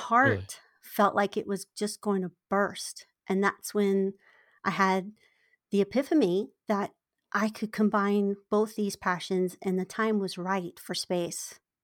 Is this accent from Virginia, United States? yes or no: yes; Virginia, United States; moved away as an adult; now in San Diego, United States; I, I was born in Virginia